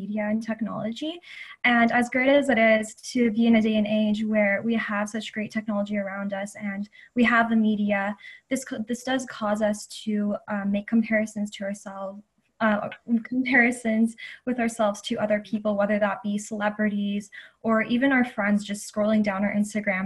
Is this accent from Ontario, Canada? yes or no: yes; Toronto, Ontario, Canada; now in Guelph, Canada; I grew up in the Greater Toronto Area, and that is my hometown. However, I go to school in a city called Guelph